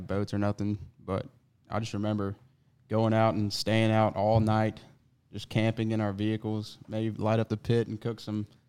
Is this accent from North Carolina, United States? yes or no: no; Georgia, United States; because I came from Georgia.